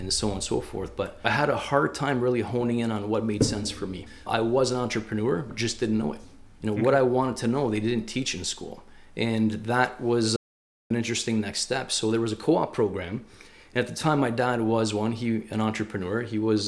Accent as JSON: {"language": "English", "town": "Leamington", "region": "Ontario", "country": "Canada", "tie": "born or raised there", "said": "Grew up in Leamington, Ontario."}